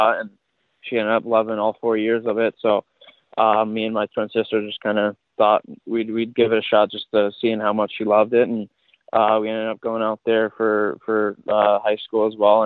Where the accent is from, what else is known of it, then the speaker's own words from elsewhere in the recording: Newtown, Connecticut, United States; I'm from Newtown, Connecticut